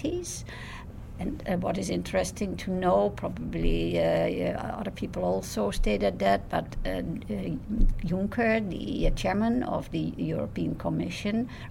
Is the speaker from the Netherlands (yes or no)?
yes; Netherlands; I'm from the Netherlands.